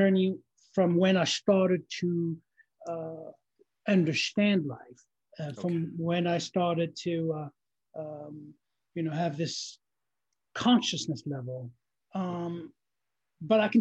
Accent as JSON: {"language": "English", "country": "Algeria", "tie": "born or raised there", "second_language": "English", "moved": "yes", "said": "I was born in Algeria"}